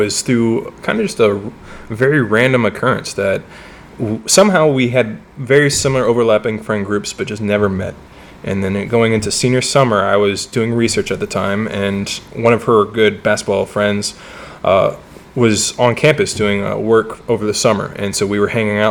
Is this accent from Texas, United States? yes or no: no; outside Columbus, Ohio, United States; moved away; I grew up a little outside Columbus